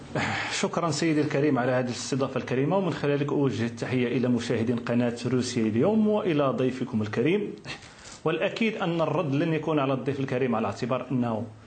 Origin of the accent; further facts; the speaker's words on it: Morocco; بلدي المغرب